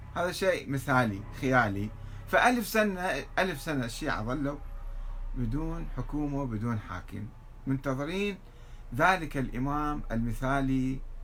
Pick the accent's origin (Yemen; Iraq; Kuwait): Iraq; عندنا في العراق